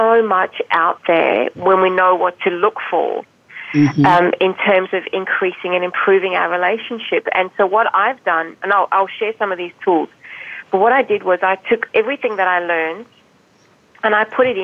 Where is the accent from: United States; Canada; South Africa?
South Africa; moved away; I don't know if you've picked up my accent. For most people, they don't pick it up. I'm actually from South Africa. I was born there.